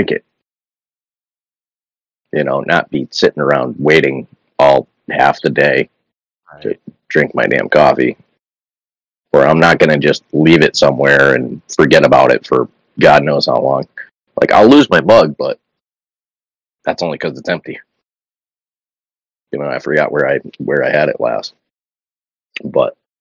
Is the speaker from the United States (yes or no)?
yes; New England, United States; I'm from New England